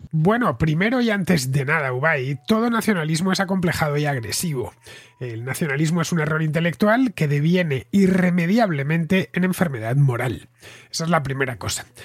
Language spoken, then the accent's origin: Spanish; Madrid, Community of Madrid, Spain; Es donde he nacido, donde me he criado, donde he sido feliz y donde nacieron mis padres es también el lugar donde he pasado la mayor parte de mi vida, por lo que mis recuerdos, tanto los buenos como los malos, están relacionados pues con mi país y con mi ciudad, más concretamente con Madrid